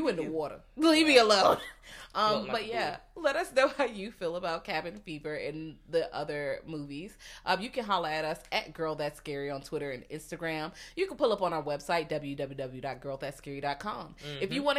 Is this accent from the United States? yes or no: yes; the South, United States; I'm from the South. I'm not gonna lie and say they just cool.